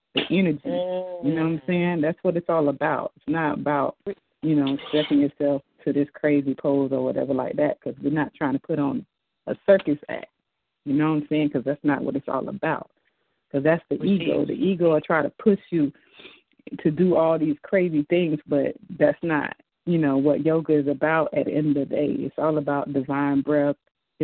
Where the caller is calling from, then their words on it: Jacksonville, Florida, United States; I'm calling from Jacksonville, Florida.